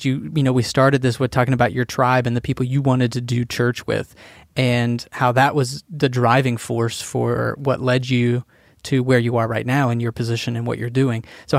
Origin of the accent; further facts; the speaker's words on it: the Bible Belt, United States; I grew up in the Bible Belt